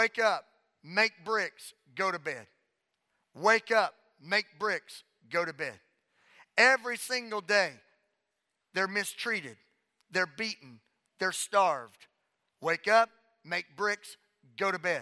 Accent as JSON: {"language": "English", "region": "Southwest Louisiana", "country": "United States", "tie": "born or raised there", "said": "Growing up in Southwest Louisiana"}